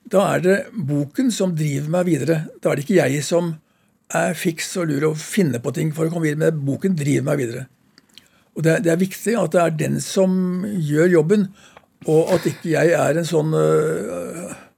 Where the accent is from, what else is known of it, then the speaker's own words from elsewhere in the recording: Skien, Vestfold og Telemark, Norway; Jeg vokste opp i Skien